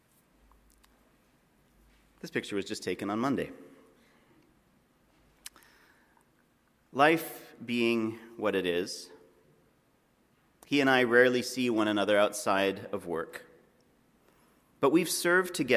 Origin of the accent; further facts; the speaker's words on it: Alberta, Canada; I'm from Alberta